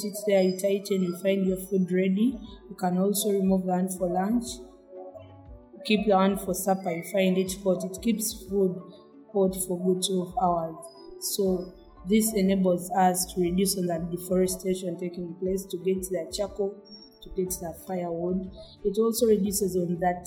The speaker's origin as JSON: {"language": "English", "area": "Kampala District", "region": "Central Region", "country": "Uganda", "said": "I come from Kamo Church, Senyetu, Kampala District"}